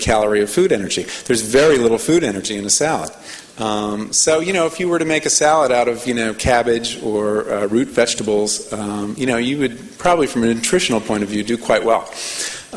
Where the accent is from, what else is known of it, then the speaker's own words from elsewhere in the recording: New England, United States; moved away; I'm from New England